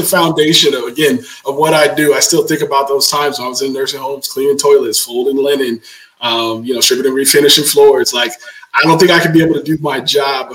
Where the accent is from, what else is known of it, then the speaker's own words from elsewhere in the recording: Stockton, California, United States; I'm born and raised in Stockton, California